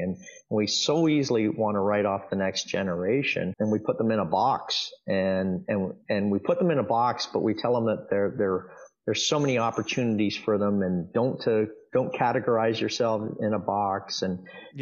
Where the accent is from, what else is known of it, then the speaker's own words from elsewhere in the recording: Dundas, Ontario, Canada; also born or lived in Hamilton; I was born in Hamilton and and raised in a town called Dundas